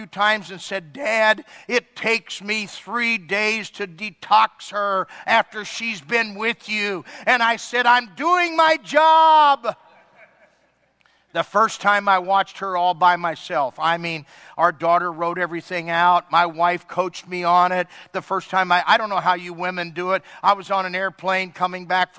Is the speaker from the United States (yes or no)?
no; Ireland; I'm Irish.